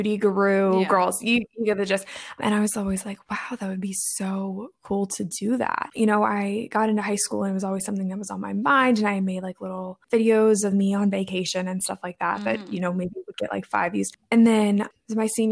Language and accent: English; Maryland, United States; also born or lived in Midwest; I am from Maryland